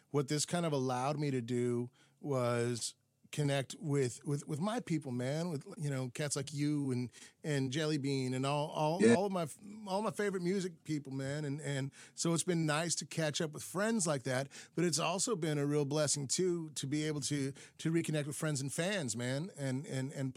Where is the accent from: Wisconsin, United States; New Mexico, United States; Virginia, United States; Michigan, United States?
New Mexico, United States; Santa Fe; now in Minneapolis, United States; I'm from Santa Fe, New Mexico